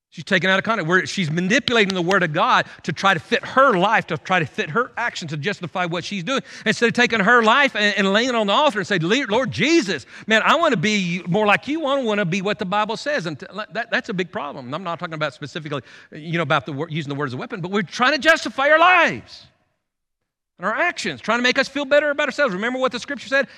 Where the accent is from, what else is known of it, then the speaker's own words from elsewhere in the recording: United States; as American Christians